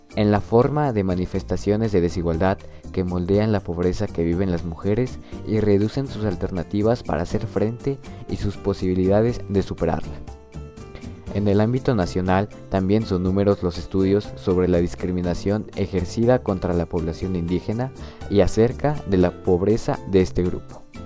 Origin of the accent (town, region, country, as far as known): Mexico